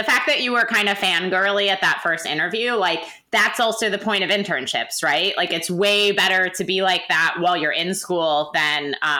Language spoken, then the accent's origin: English; Wisconsin, United States; I'm from Wisconsin.